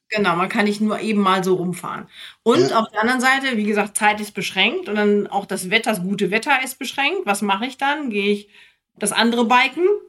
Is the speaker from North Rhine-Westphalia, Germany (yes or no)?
yes; near Minden, North Rhine-Westphalia, Germany; now in Frankfurt, Germany; in meinem Ort, wo ich aufgewachsen bin, da bin ich auch gerne aufgewachsen